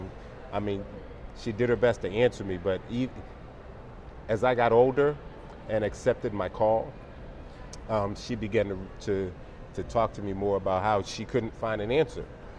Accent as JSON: {"language": "English", "town": "Baltimore", "region": "Maryland", "country": "United States", "tie": "born or raised there", "also_born_or_lived": "Europe", "said": "I was born in Europe, traveled. Mom and dad both from Baltimore. My dad's last duty station was Washington, D.C. So we came back to the Baltimore, Maryland area."}